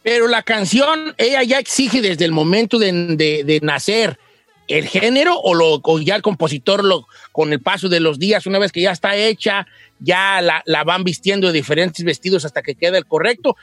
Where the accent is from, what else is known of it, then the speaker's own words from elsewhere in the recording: Mexico City, Mexico; also born or lived in Texcoco, State of Mexico; now in United States; soy chilango